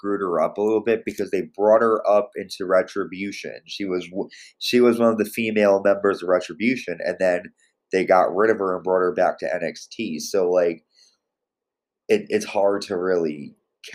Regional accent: Connecticut, United States; Connecticut, my home state.

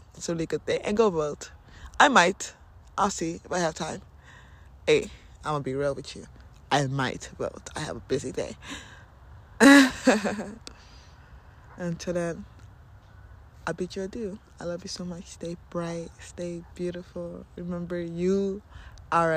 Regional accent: Nigeria; I am Nigerian

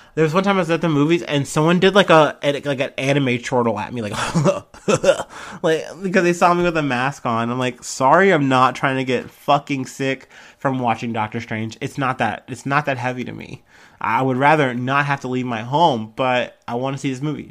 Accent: United States; I'm an American

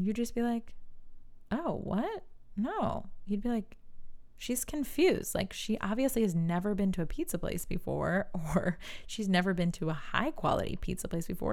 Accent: New York, United States; I'm from New York, and we say you guys.

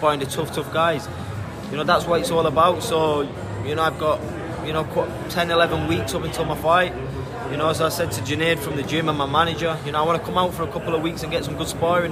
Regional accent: Sheffield, Yorkshire and the Humber, United Kingdom; my hometown in Sheffield

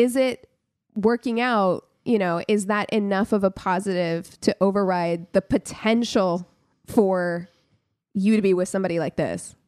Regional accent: Las Vegas, Nevada, United States; I grew up in Las Vegas

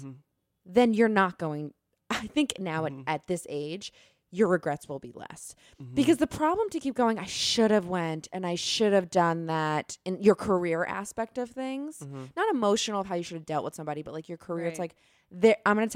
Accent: New York, United States; I'm from New York

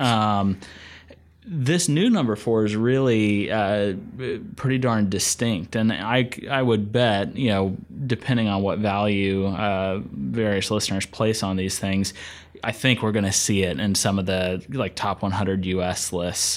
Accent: Asheville, North Carolina, United States; I grew up in Asheville, North Carolina, up in the western part of the state

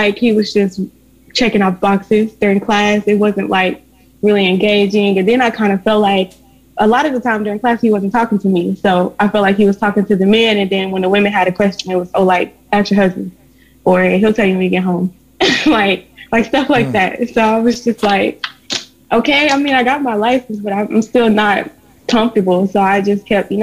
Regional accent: Little Rock, Arkansas, United States; I live in Little Rock, Arkansas. I was raised in Little Rock, Arkansas.

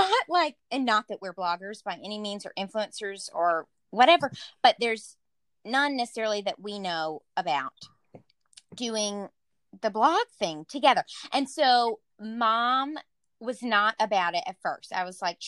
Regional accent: the South, United States; moved away; I'm from the South

